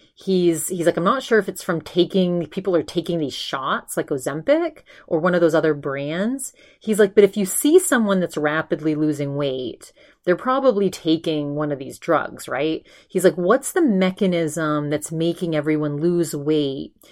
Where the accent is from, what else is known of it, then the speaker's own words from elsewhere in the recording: Maine, United States; also born or lived in California; now in Arizona, United States; I'm from Maine. We get the best seafood in the world in Maine